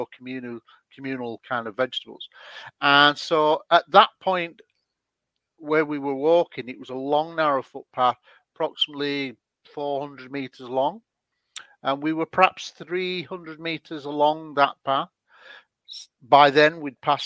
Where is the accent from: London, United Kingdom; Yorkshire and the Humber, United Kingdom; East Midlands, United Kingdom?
Yorkshire and the Humber, United Kingdom; Scunthorpe; I had a childhood sighting when I was 16 in my hometown of Scunthorpe